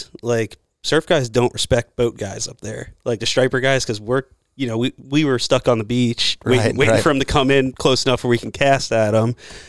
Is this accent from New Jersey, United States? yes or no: yes; Jersey Shore, New Jersey, United States; moved away; I'm from the Jersey Shore. I grew up on the water.